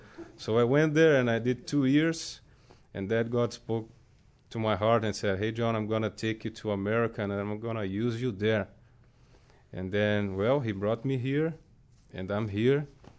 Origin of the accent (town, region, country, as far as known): São Paulo, Brazil; born or raised there; moved away as an adult; also born or lived in Rio de Janeiro; now in United States